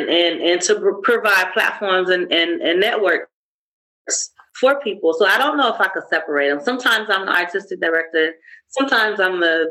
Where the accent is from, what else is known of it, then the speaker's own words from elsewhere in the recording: United States; now in South Africa; As an American